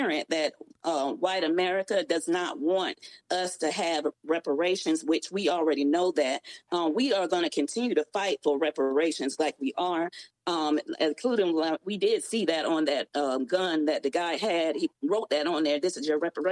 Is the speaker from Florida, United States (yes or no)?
no; Raleigh, North Carolina, United States; Raleigh where I grew up